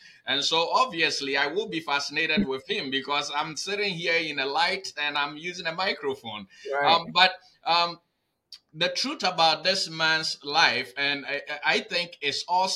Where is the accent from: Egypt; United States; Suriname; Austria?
United States; Newark, New Jersey; I am a Newark, New Jersey boy